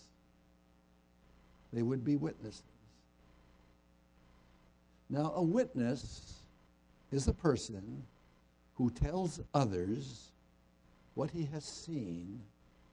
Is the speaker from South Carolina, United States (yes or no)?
no; Moraga, California, United States; my hometown of Moraga